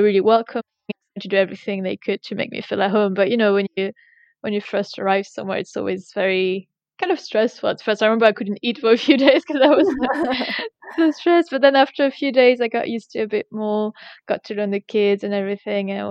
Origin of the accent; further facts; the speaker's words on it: France; English is a second language; moved away as an adult; also born or lived in United States; now in England, United Kingdom; I come from a countryside village in France